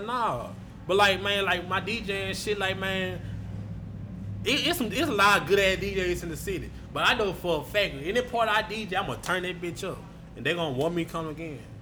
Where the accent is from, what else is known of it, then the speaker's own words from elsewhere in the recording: Shreveport, Louisiana, United States; a lot of people think I'm from Baton Rouge, now I'm from Shreveport.